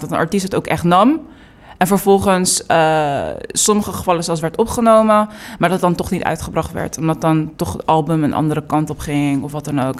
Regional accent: Delft, South Holland, Netherlands; also born or lived in New York; now in The Hague, Netherlands; ik ben geboren en getogen in Delft. En eh, ik woon nu eh, in Den Haag.

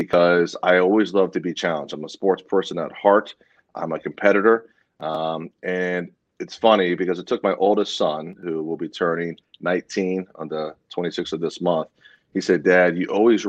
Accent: Broward County, Florida, United States; born and raised in Florida, born and raised in Broward County

